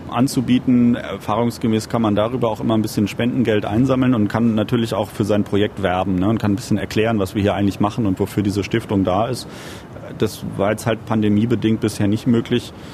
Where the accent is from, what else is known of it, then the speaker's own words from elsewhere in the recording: Lorsbach, Hesse, Germany; Also meine Hausstrecke tatsächlich, wo ich aufgewachsen bin, ist der Bahnhof Lorsbach und der liegt an der Strecke zwischen Frankfurt und Limburg.